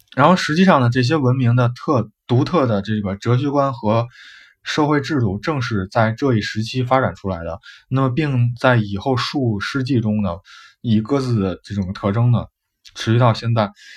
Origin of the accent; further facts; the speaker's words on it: China; 就是我们的中国